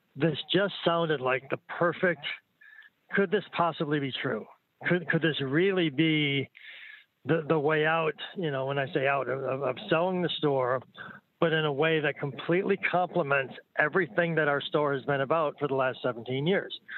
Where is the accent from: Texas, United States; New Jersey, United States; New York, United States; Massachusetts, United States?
New York, United States; I'm from New York